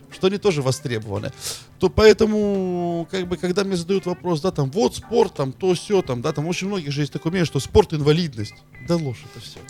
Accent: Veliky Novgorod, Novgorod Oblast, Russia; я из Великого Новгорода

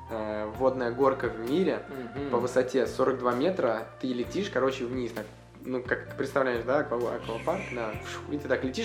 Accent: Russia; Мы ехали, думая, что мы там уникальные из России

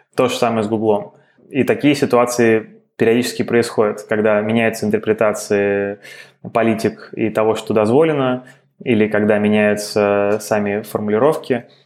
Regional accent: Moscow, Russia; moved away as an adult; also born or lived in United States; я родился и вырос в Москве

